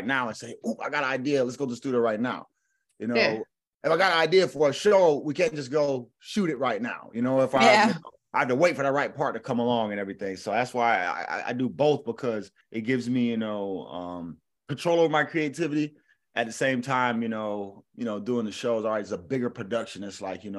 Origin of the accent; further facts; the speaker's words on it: Orlando, Florida, United States; also born or lived in Jacksonville, Florida; now in Los Angeles, United States; I grew up in Orlando